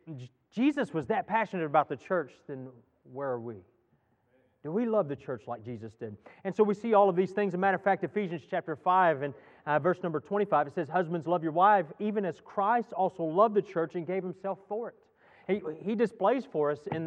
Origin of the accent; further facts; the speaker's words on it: Texas, United States; moved away; I grew up in Texas